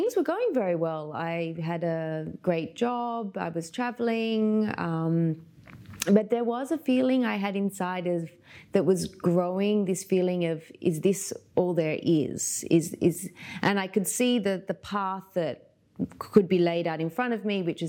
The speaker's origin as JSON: {"language": "English", "town": "Sydney", "region": "New South Wales", "country": "Australia", "tie": "born or raised there", "moved": "as an adult", "lives_now": "Dubai, United Arab Emirates", "said": "I was born in Sydney in Australia, so that's where I'm from originally, even though I've lived away from Australia for about 15 years now"}